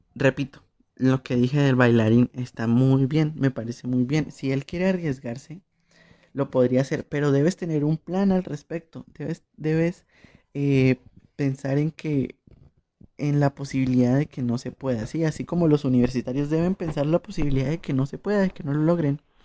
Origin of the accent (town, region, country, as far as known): Colombia